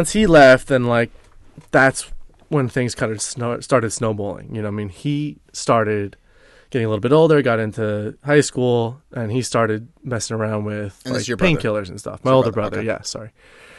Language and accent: English; New York, United States; Yeah, I grew up here on Long Island.